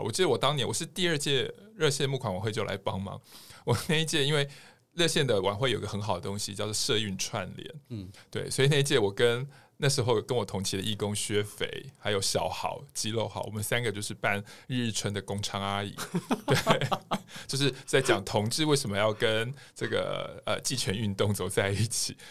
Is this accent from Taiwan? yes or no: yes; Taiwan; 对于我们台湾人来讲都很强悍